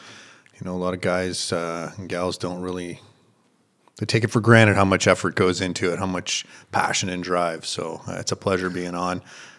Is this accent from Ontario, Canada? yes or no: yes; Ontario, Canada; I was originally from Northern Ontario in Canada. I was an outdoors guy.